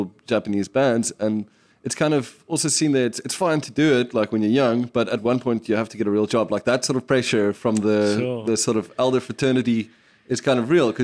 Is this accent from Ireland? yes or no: no; South Africa; us as South African drinkers